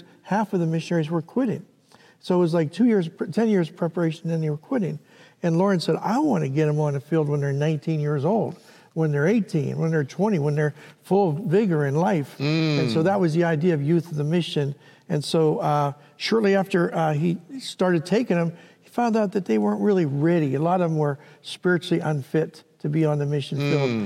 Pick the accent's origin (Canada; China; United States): United States; Pittsburgh, Pennsylvania; moved away as an adult; now in Philadelphia, United States; I grew up in Pittsburgh, Pennsylvania